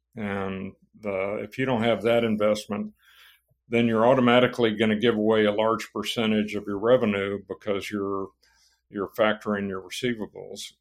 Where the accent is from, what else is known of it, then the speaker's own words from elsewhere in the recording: San Antonio, Texas, United States; also born or lived in Laredo, Texas; Well, I was born in Laredo, Texas. Uh, my family moved t-, to East Texas when I was young, and then Uh, about the time I started school, they moved to San Antonio, Texas